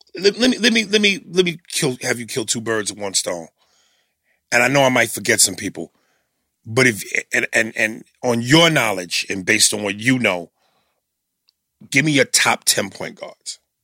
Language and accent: English; New York City, New York, United States; being a New Yorker